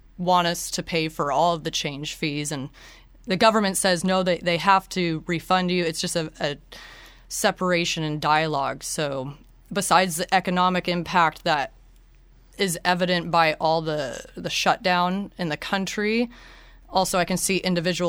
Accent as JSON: {"language": "English", "town": "Seattle", "region": "Washington", "country": "United States", "moved": "yes", "lives_now": "Venice, Italy", "said": "I'm from Seattle, but I'm currently living in Venice, Italy"}